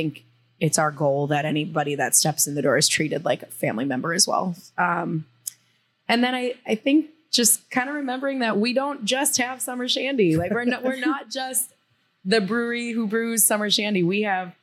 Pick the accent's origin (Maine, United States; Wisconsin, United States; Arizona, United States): Wisconsin, United States; Milwaukee; moved away as an adult; also born or lived in Texas; I was born and raised in Milwaukee.